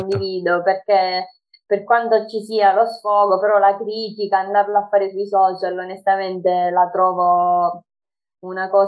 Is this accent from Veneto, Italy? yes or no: no; Sicily, Italy; Ho 25 anni e vengo dalla Sicilia